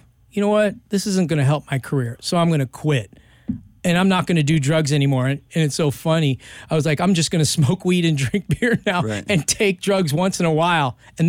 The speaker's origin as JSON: {"language": "English", "town": "Los Angeles", "region": "California", "country": "United States", "tie": "born or raised there", "said": "So I grew up here in Hollywood, LA, Venice Beach."}